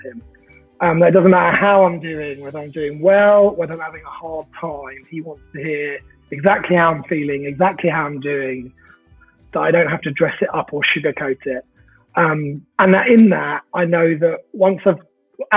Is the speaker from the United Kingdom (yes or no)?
yes; Luton, East of England, United Kingdom; now in Bedford, United Kingdom; So I grew up just outside Luton and moved to Bedford when I was about 17